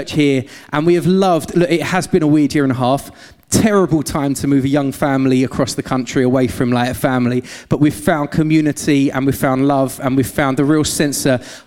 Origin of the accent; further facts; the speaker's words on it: London, United Kingdom; accent: London-Essex mix; moved away as an adult; also born or lived in Essex; now in Gloucester, United Kingdom; we moved from London, as you can probably tell by the voice, not a Gloucester local. A bit of a weird London-Essex mix